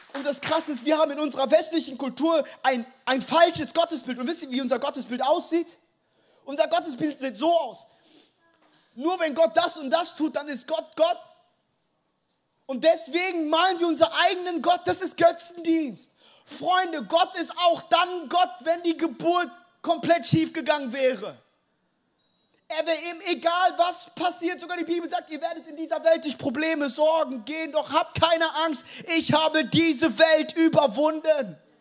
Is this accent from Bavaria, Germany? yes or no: no; Frankfurt, Hesse, Germany; ich bin in Frankfurt groß geworden, ich bin direkt aus der Hood